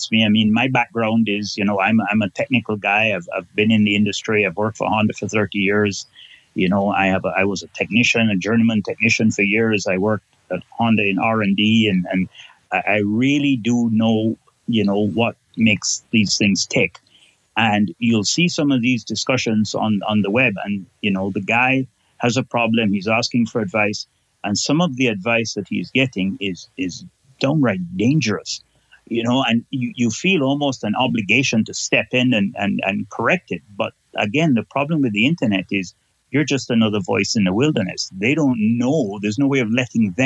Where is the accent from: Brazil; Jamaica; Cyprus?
Jamaica; Kingston; now in Canada; I am originally from Kingston, Jamaica, but now live in Canada and have lived here since 1978. So I'm more Canadian now than I am Jamaican